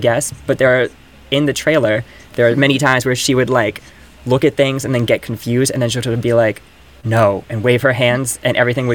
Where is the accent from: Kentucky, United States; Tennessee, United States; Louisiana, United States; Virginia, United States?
Virginia, United States; moved away as an adult; now in New York, United States; I moved here at 18 from Virginia